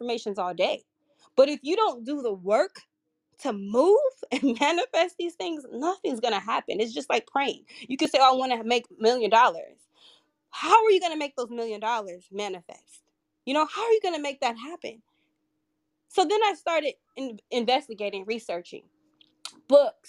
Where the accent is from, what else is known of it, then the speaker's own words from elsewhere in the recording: California, United States; moved away as an adult; now in Baltimore, United States; I'm originally from California, but I moved to Baltimore, Maryland, where I only know a handful of people